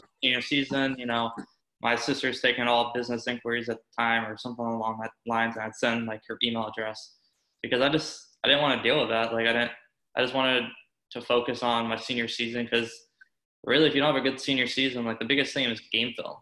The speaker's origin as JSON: {"language": "English", "town": "Tampa", "region": "Florida", "country": "United States", "tie": "born or raised there", "also_born_or_lived": "Syracuse", "moved": "as an adult", "said": "growing up in Tampa"}